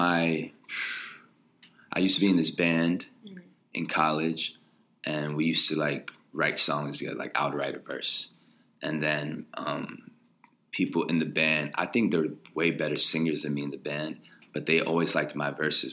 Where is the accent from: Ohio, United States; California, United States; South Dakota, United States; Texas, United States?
Ohio, United States; Columbus; moved away as an adult; also born or lived in Wooster, Ohio / Chicago; now in New York, United States; I grew up in Columbus